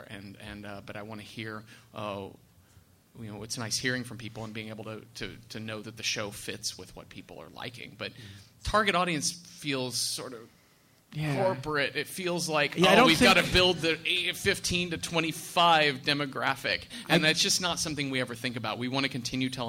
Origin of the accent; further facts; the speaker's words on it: Texas, United States; Growing up in Texas, I went to Texas A&M University